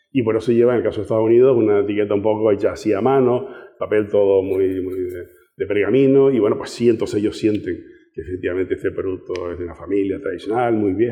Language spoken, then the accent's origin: Spanish; Canary Islands, Spain; estamos ahí cerca de África, ¿no? No nos consideran tan españoles, somos españoles, pero sí saben que estamos un poco separados.